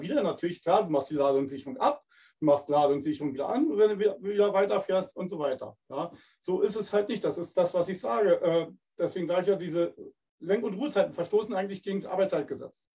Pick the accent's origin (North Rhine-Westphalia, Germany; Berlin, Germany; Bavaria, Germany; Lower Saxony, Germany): Berlin, Germany; now in Winterburg, Germany; ich komme ja ursprünglich aus Berlin